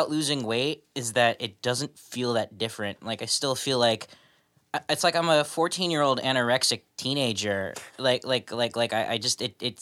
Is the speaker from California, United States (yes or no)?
yes; Los Angeles, California, United States; I'm from Tarzana